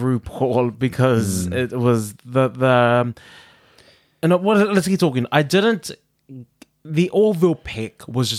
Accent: Australia; No, and I'm from Down Under.

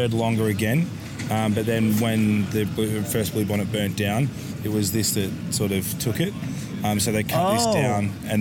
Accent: Melbourne, Victoria, Australia; moved away; I'm originally from Melbourne

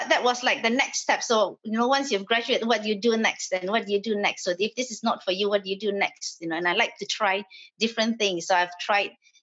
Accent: Malaysia; moved away as an adult; I was born and I grew up in Malaysia.

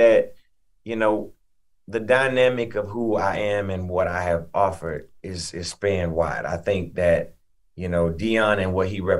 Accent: Atlanta, Georgia, United States; also born or lived in Chattanooga, Tennessee; I'm originally from Chattanooga, Tennessee, but I was raised in Atlanta and Atlanta raised the artist that I am. Atlanta raised the man that I am.

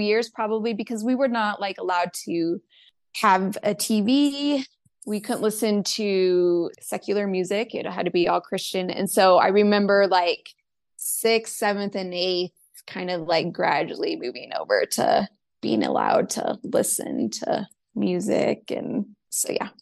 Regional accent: Spokane, Washington, United States; moved away as an adult; I grew up in Spokane. I stayed there the whole time

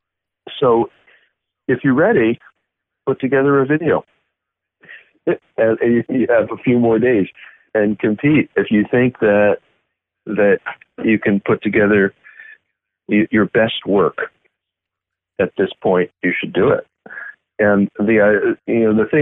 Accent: United States; as an American competing in Switzerland or Germany

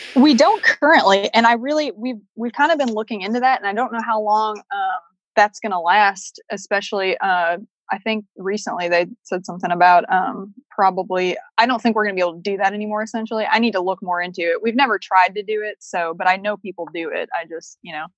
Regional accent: Chicago, Illinois, United States; moved away; I grew up in Chicago

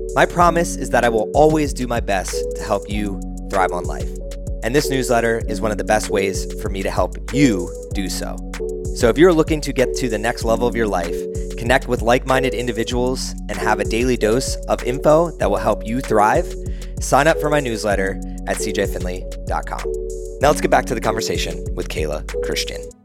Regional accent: Northeast, United States; I grew up in the Northeast, very sports heavy culture

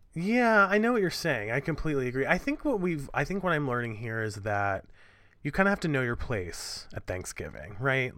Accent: New York City, New York, United States; I'm a New Yorker

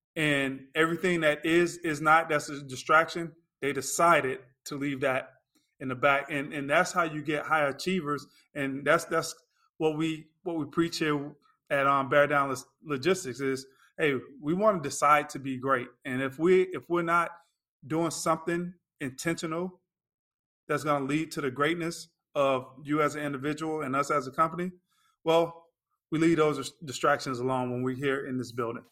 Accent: Lakeland, Florida, United States; moved away as an adult; also born or lived in North Carolina / Chicago, Illinois; now in Orlando, United States; I grew up in Lakeland, Florida.

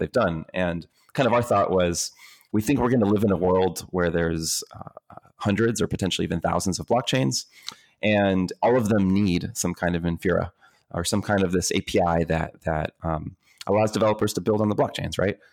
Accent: Tampa, Florida, United States; also born or lived in Dominican Republic; I was born in the Dominican Republic, but raised here in the U S, uh, uh, in Tampa, Florida

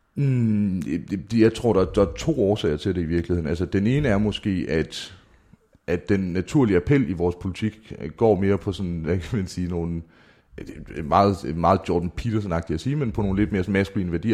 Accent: Mårslet, Central Denmark Region, Denmark; mine tømmervenner hjemme i Morslet

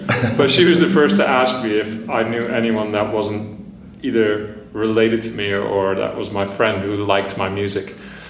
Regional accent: Lethbridge, Alberta, Canada; moved away as an adult; also born or lived in Netherlands / Toronto; now in London, United Kingdom; I grew up in Lethbridge, Alberta, in the middle of Canada, middle of nowhere. I'm originally from Holland, then Canada.

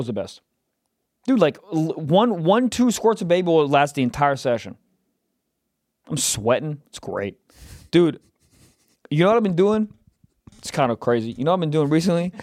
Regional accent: Chicago, Illinois, United States; from my hometown? Then I'm like, whoa, Chicago?

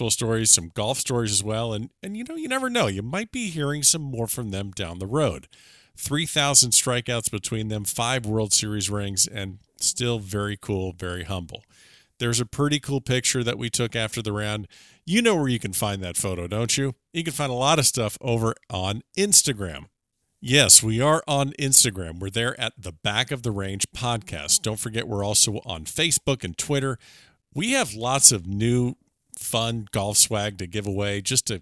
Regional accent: South Florida, United States; we've known each other for quite a long time growing up in South Florida

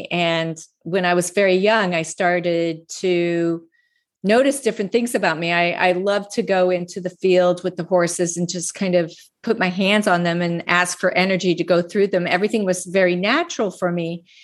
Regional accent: Laramie, Wyoming, United States; also born or lived in North Platte, Nebraska / Steamboat / Minneapolis, Minnesota; I was born in North Platte, Nebraska. I grew up in Laramie, Wyoming, and Steamboat and Minneapolis, Minnesota. I've lived in about 10 different states.

